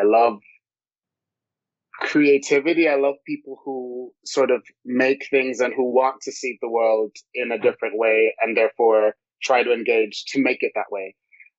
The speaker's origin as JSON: {"language": "English", "country": "Jamaica", "tie": "born or raised there", "said": "I grew up in a household where my grandfather was a tailor and my grandmother was a dressmaker."}